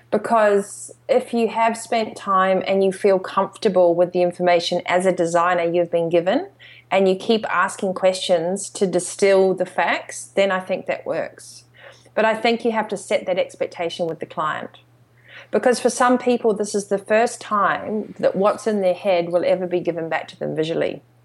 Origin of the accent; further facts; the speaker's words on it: New Zealand; also born or lived in Australasia; growing up in New Zealand and, and Australasia